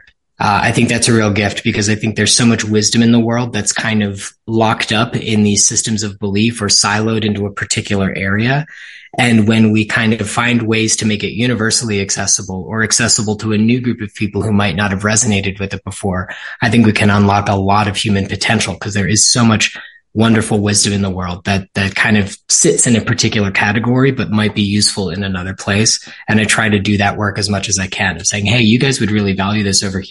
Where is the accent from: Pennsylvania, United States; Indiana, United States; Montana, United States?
Pennsylvania, United States; Ridley Park; I was born and raised in Ridley Park, which is in Delco, Pennsylvania, just outside of Philadelphia, Delaware County